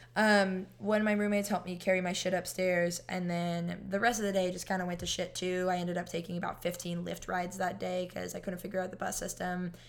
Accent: California, United States; moved away as an adult; now in Florida, United States; I'm in Florida and I'm from California

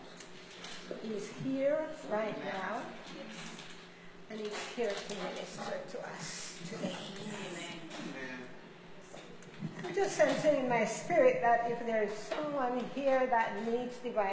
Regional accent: Ontario, Canada; I'm from Ontario, Canada

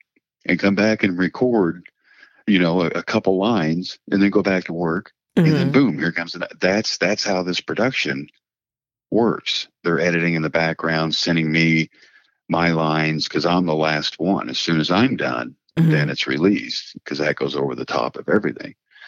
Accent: Massachusetts, United States; accent: Midwest with a New England twist; It's Midwest. I have a Midwest accent with a New England twist to it.

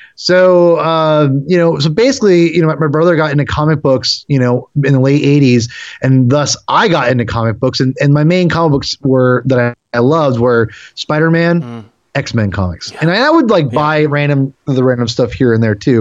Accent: Western Washington, United States; also born or lived in Seattle; I grew up in Washington, uh, Western Washington, and I, I, you know, I pretty much lived in Seattle the last, for the most part, since 2005

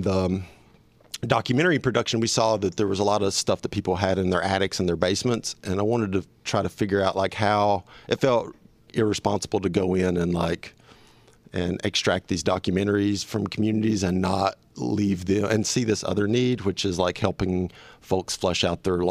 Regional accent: Morristown, Tennessee, United States; now in Knoxville, United States; I'm from Morristown, Tennessee, which is east of here

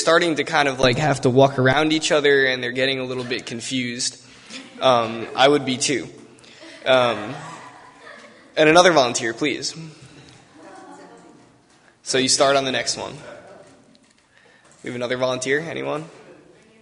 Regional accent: Long Island, New York, United States; I'm from Long Island

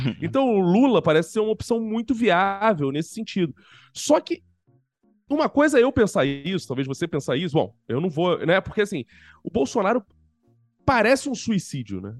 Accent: Rio de Janeiro, Brazil; accent: carioca; eu sou carioca, embora eu esteja em São Paulo nesse momento

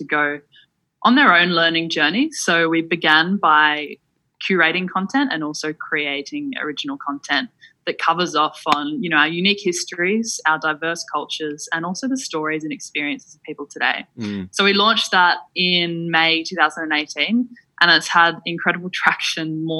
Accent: Alice Springs, Northern Territory, Australia; moved away as an adult; also born or lived in Melbourne; I grew up in Central Australia in and around Alice Springs

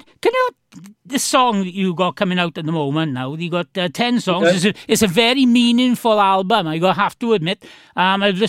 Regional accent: Mountain Ash, Wales, United Kingdom; I'm from Mountain Ash.

